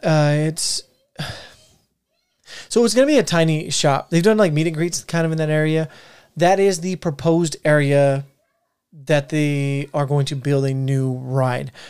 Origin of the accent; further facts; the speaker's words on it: Arizona, United States; we're from Arizona